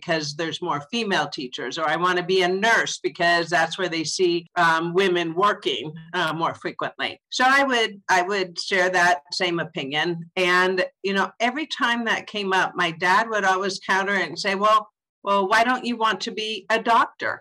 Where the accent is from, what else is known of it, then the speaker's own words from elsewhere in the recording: Southern California, United States; I'm a California born and raised girl. I grew up in Southern California